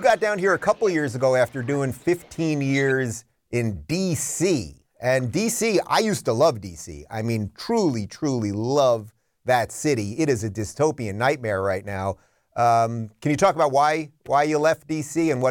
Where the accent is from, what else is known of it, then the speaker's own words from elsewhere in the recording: New York City, New York, United States; moved away as an adult; now in Florida, United States; I was born in Brooklyn. I spent most of my life in New York City.